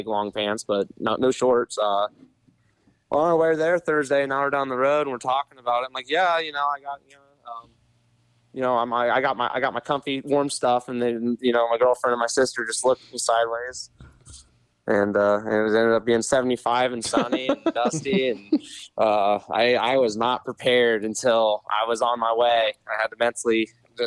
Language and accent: English; Ohio, United States; I grew up riding in the winter and stuff in Ohio